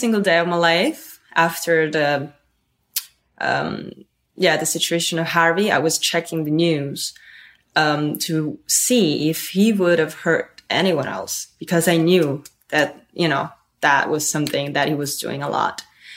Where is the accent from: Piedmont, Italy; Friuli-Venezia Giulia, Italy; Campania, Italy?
Piedmont, Italy; Turin; English is a second language; moved away; I grew up in Italy. I was born in this city called Torino.